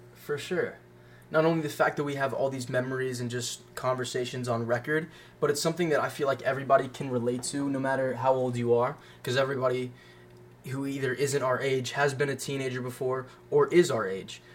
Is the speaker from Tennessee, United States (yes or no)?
yes; Franklin, Tennessee, United States; also born or lived in Tallahassee, Florida; at the ripe age of five, my parents decided for some reason to pick up everything we had and move to Franklin, Tennessee. And I've been here for the past 13 years.